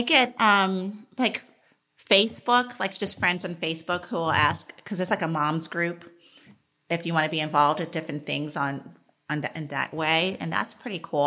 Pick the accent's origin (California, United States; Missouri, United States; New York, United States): New York, United States; New York City; I grew up in New York City